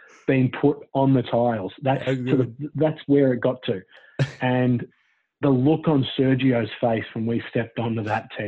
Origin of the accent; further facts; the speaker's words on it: Echuca, Victoria, Australia; also born or lived in Goulburn Valley; Rizz and I grew up together in Country Vic in Echuca